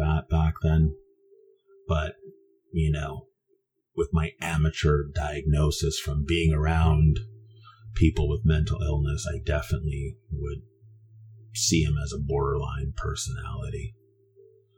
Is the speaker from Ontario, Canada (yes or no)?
no; Vancouver, British Columbia, Canada; I was raised in East Vancouver for the most part of my youth